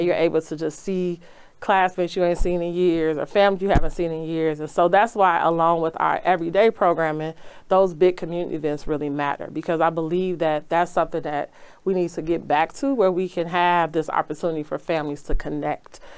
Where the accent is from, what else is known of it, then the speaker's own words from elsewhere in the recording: Chicago, Illinois, United States; I grew up in Auburn, Gresham.